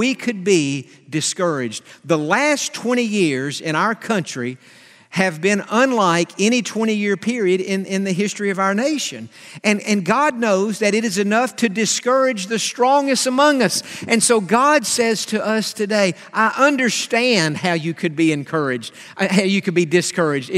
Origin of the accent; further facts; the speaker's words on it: Atlanta, Georgia, United States; We're from Atlanta. He pastored for 50 years in Atlanta, and I grew up listening to Dr. Stanley.